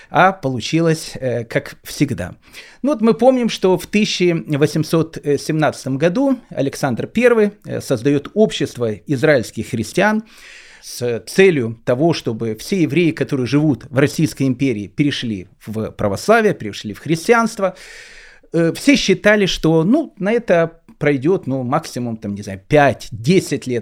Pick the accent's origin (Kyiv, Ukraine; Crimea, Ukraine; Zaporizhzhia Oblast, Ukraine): Kyiv, Ukraine; У меня спросили, откуда я приехал. Я сказал, что я приехал из города Киева.